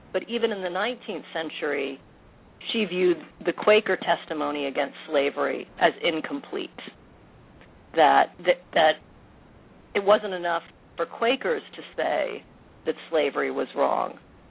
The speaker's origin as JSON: {"language": "English", "town": "New Haven", "region": "Connecticut", "country": "United States", "tie": "born or raised there", "said": "I grew up in New Haven, Connecticut, which is a predominantly African-American city, and I went to an interracial high school, you know, in the 1970s."}